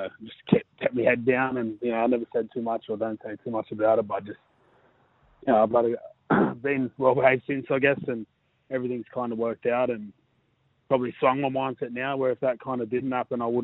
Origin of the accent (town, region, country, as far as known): Blacktown, New South Wales, Australia; born or raised there; now in Manly, Australia